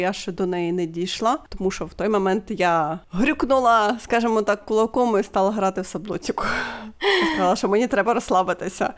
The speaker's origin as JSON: {"language": "Ukrainian", "country": "Ukraine", "said": "Ми з України."}